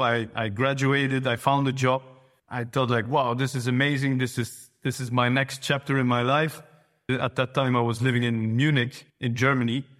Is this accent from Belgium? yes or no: yes; Flanders, Belgium; In Flanders, so in Belgium, but in the northern part of Belgium